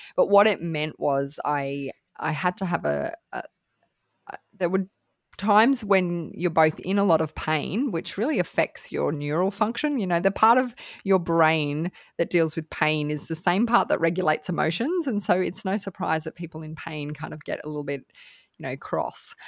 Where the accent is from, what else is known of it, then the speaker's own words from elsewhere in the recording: Australia; I'm from Australia